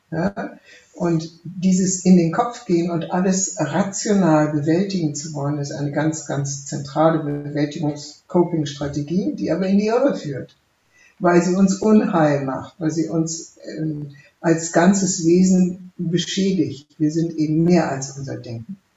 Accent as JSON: {"language": "German", "region": "West Germany", "country": "Germany", "tie": "born or raised there", "said": "ich habe das geschrieben als eine Deutsche, die im Westen aufgewachsen ist"}